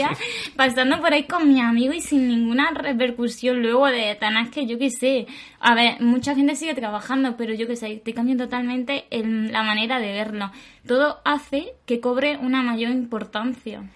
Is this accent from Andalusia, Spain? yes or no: yes; Granada, Andalusia, Spain; moved away; la mayoría somos de Granada. O sea, todos somos de Granada.